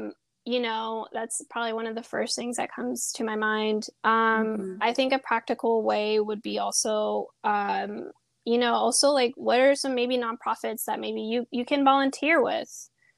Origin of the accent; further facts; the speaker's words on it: Peru; where are you from? It's like, oh, I'm from Peru.